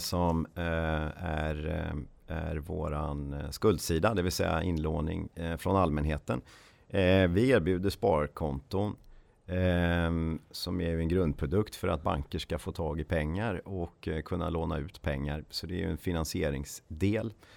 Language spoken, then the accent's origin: Swedish; Ulricehamn, Västra Götaland, Sweden; moved away as an adult; also born or lived in Uppsala; född och uppväxt i Ulricehamn som ligger mellan Borås och eh, Jönköping. Eh, bodde där tills jag eh, flyttade till Uppsala